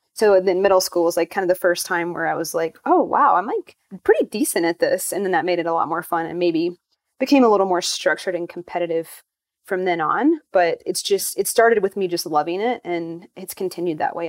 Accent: North Carolina, United States; I grew up in North Carolina

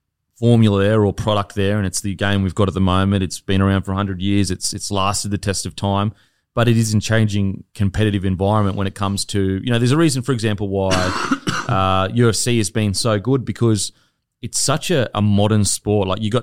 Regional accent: Gold Coast, Queensland, Australia; I'm from the Gold Coast, but Brisbane was a side that everyone loved growing up.

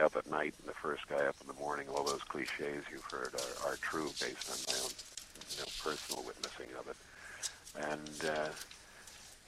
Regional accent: New York, United States; now in Los Angeles, United States; I was raised Catholic in New York

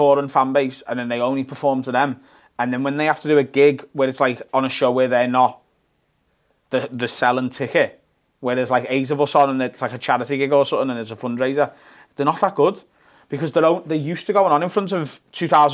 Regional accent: Liverpool, North West England, United Kingdom; I always did an hour solo show in Liverpool every year

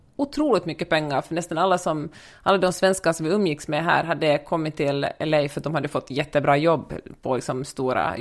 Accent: Helsinki, Uusimaa, Finland; moved away as an adult; now in Los Angeles, United States; jag är född och uppvuxen i Helsingfors. Bor i äh, Los Angeles sedan nästan tio år tillbaka

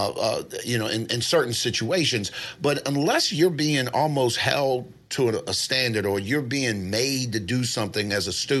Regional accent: Baltimore, Maryland, United States; I'm from Baltimore.

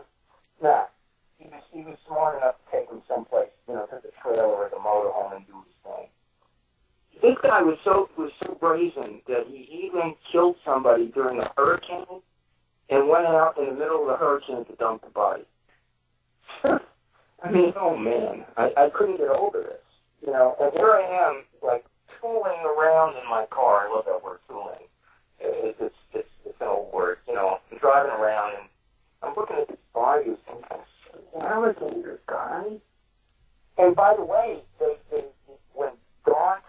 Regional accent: New York City, New York, United States; I'm from Brooklyn. We didn't have trailers

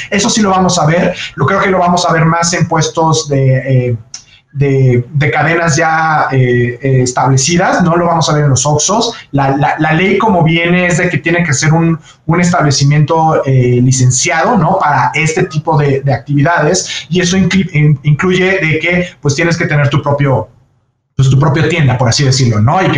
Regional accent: Mexico; lograr poder exportar lo que nosotros hacemos como mexicanos, como el tequila, ¿no?

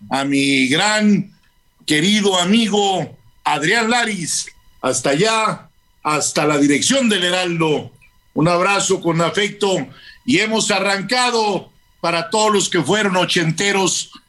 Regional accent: Mexico; no solo como personas, sino como mexicanos, que son un orgullo para todos los que somos connacionales

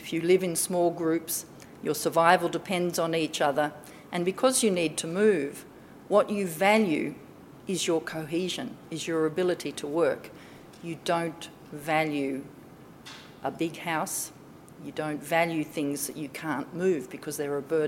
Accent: Crookwell, New South Wales, Australia; I was born in Gundungurra country in near Crookwell

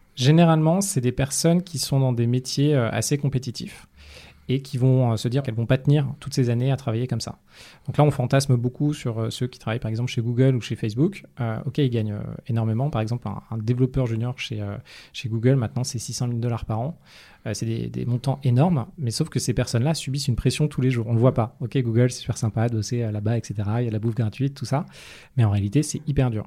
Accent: Paris, Île-de-France, France; also born or lived in United States / London; J'ai grandi dans le 15e à Paris

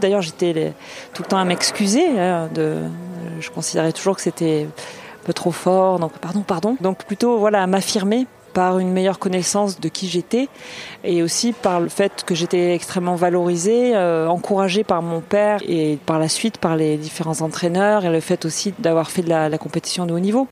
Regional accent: Marseille, Provence-Alpes-Côte d'Azur, France; also born or lived in L'Union, near Toulouse; Je suis née à L'Union, à côté de Toulouse, et j'ai grandi à Marseille. Euh, je suis une fille et une femme du Midi

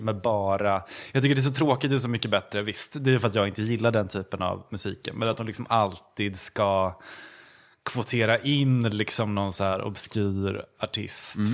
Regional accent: Gävle, Gävleborg County, Sweden; moved away as an adult; now in Stockholm, Sweden; Jag kommer från Gävle

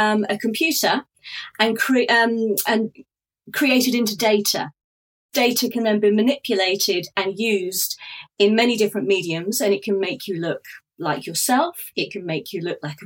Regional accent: Norfolk, East of England, United Kingdom; I grew up in Norfolk in the United Kingdom

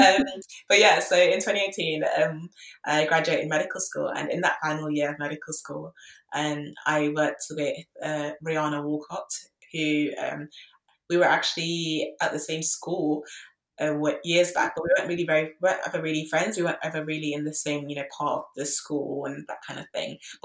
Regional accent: London, United Kingdom; I grew up in London

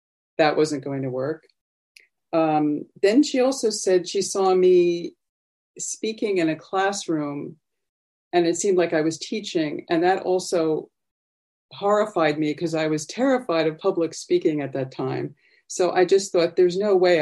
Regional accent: Long Island, New York, United States; moved away as an adult; also born or lived in Boston; I was born in New York City, raised on Long Island, and then upstate

